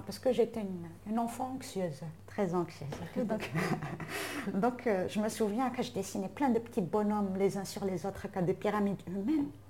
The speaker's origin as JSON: {"language": "French", "country": "Algeria", "said": "en tant qu'Algérienne"}